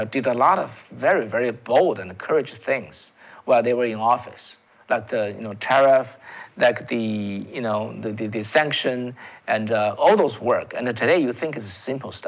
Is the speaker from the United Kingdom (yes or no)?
no; China; English is a second language; now in United States; I came from China, folks. I came from China